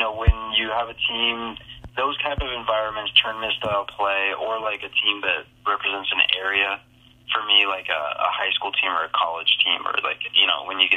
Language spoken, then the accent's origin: English; Florida, United States; I'm from Florida